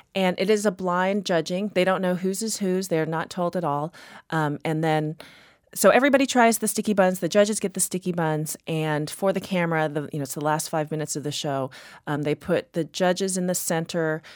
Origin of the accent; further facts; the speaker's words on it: Texas, United States; moved away as an adult; now in Boston, United States; I grew up in Texas